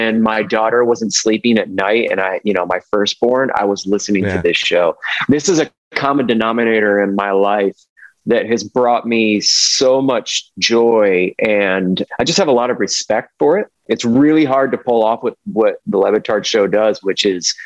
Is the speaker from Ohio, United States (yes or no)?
yes; Ohio, United States; now in Nashville, United States; I'm from Ohio